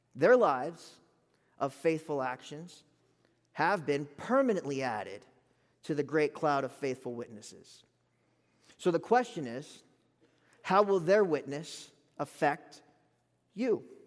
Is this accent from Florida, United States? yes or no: yes; Gulf Coast of South Florida, United States; now in Lubbock, United States; I'm from the Gulf Coast of Florida